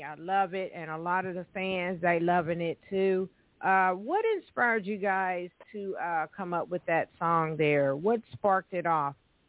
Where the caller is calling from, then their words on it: Evansville, Indiana, United States; So I am calling from Evansville, Indiana, everyone, just to let you know.